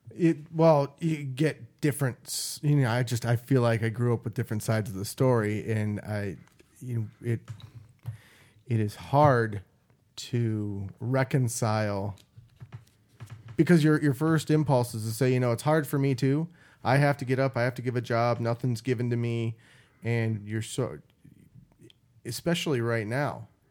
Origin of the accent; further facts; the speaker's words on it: Midwest, United States; I grew up in the Midwest